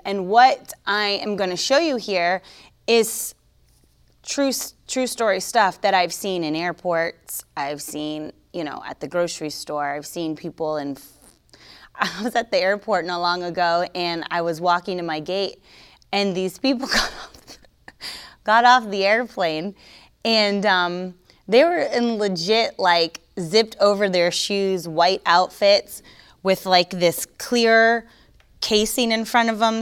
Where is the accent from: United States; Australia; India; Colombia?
United States; Florida; I'm from Florida